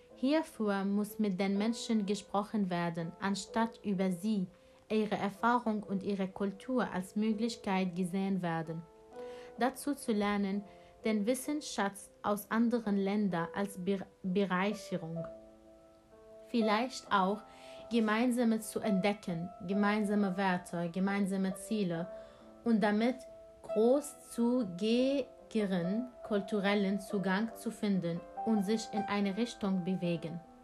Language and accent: German; Syria; German is a second language; now in Germany; Ich bin aus Syrien geflüchtet